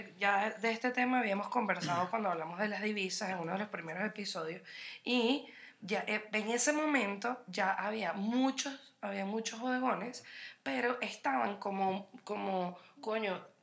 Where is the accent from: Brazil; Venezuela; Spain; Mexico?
Venezuela; Mérida; now in Caracas, Venezuela; desde aquí de Caracas a Mérida, de donde también soy